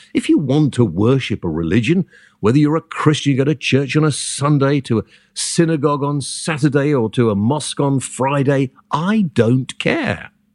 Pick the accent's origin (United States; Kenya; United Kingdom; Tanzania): United Kingdom; I'm British